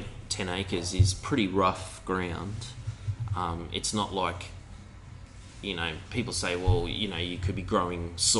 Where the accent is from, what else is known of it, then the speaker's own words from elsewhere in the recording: Gladstone, Queensland, Australia; also born or lived in Red Hill; I grew up in Gladstone on Curtis Island